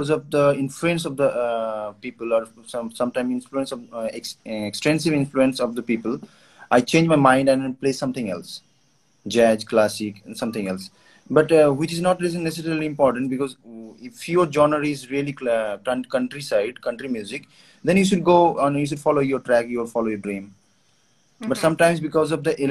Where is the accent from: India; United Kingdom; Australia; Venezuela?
India; Kolkata, West Bengal; I'm from West Bengal, Kolkata. We speak Bengali.